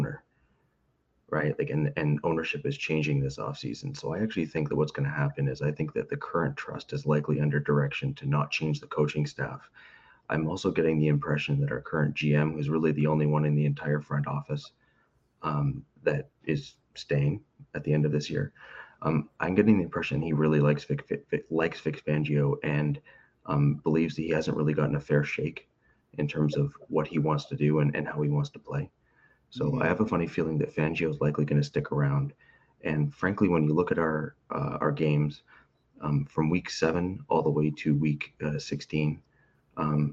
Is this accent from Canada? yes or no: yes; Canada; I'm a Canadian